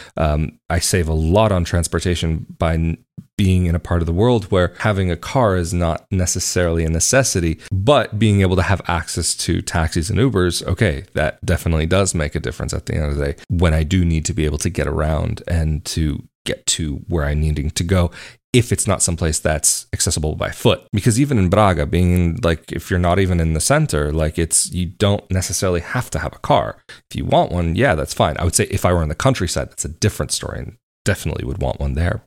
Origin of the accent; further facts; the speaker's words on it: United States; moved away as an adult; now in Portugal; it's where I'm from and I still have many connections